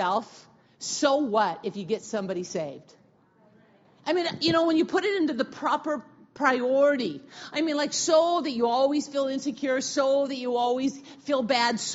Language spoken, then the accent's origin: English; Wenatchee, Washington, United States; I'm from Wenatchee